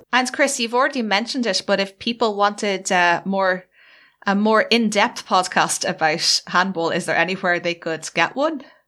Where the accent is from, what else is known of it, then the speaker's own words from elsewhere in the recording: Ireland; being Irish